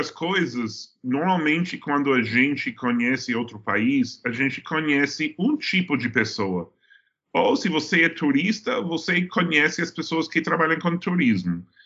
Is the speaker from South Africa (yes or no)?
no; New York, United States; Portuguese is a second language; also born or lived in Brazil; eu sou americano, eu sou nova-iorquino, é, eu estou falando desde minha casa em Queens, New York, agora